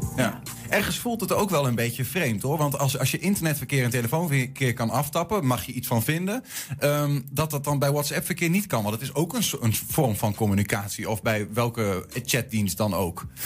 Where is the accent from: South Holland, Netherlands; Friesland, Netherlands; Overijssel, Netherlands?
Overijssel, Netherlands; Twente; als Twentenaar